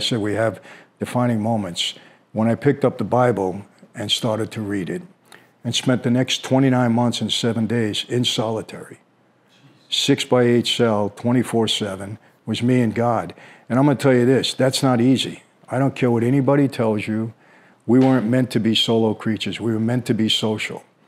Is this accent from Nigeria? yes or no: no; New York City, New York, United States; we grew up in Brooklyn